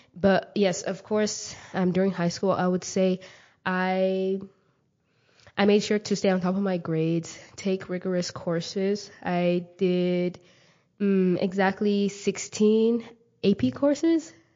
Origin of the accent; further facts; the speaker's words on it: Mesquite, Texas, United States; also born or lived in Kenya; I grew up in Mesquite, Texas